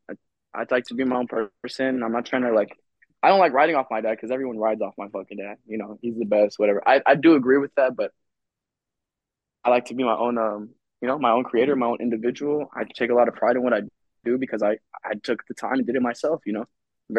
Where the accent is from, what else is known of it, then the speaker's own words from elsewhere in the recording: Illinois, United States; moved away; I'm also from Illinois. I was born there.